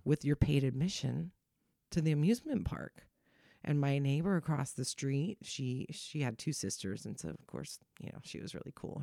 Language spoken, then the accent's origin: English; Bay Area, California, United States; also born or lived in Chicago / San Francisco / Santa Clara / San Jose; I grew up in the Bay Area